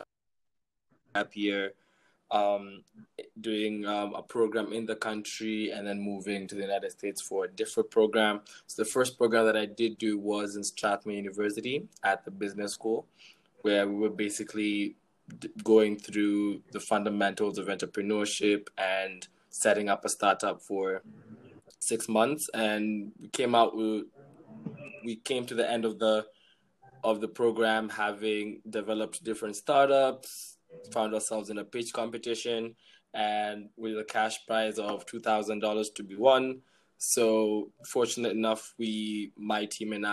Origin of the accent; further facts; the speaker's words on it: Kenya; I'm from Kenya